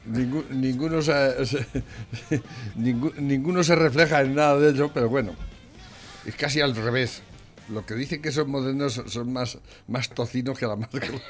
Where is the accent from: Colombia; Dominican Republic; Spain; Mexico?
Spain; Yo como español